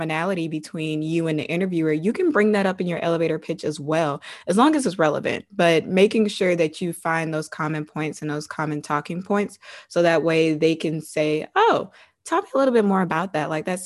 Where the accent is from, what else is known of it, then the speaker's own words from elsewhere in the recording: Savannah, Georgia, United States; moved away; also born or lived in Virginia; I was born and raised in Savannah, Georgia